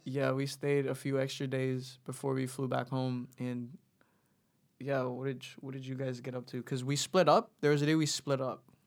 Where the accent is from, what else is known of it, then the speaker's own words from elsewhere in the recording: Philippines; now in New Zealand; we grew up in the Philippines, and then, and then planned, like, we, we kinda knew we were gonna go move over to New Zealand